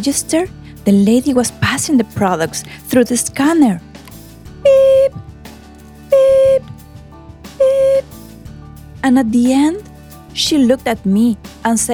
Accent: Lima, Peru; English is a second language; moved away as an adult; now in Peterborough, Canada; I'm originally from Peru, South America.

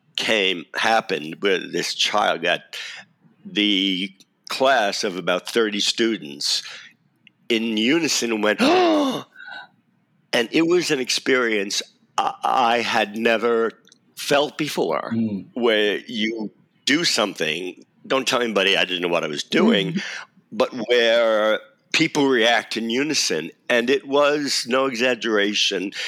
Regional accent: New York City, New York, United States; also born or lived in Brooklyn; I did grow up in Staten Island

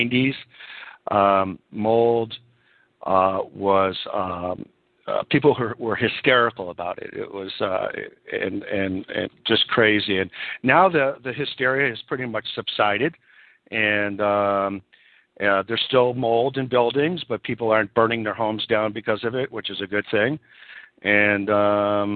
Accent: Buffalo, New York, United States; moved away as an adult; also born or lived in Rochester, New York / California; now in San Francisco, United States; I'm originally from Buffalo, New York

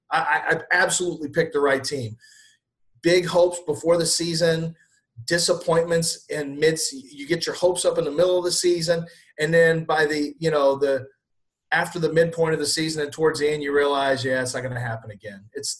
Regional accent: Texas, United States; speaking of being a Texan and Everton fan

